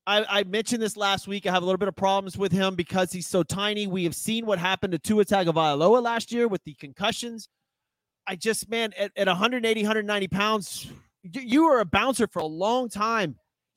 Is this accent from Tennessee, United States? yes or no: yes; Memphis, Tennessee, United States; now in Texas, United States; I'm from Memphis, so I'm Memphis barbecue 100%. I live in Texas.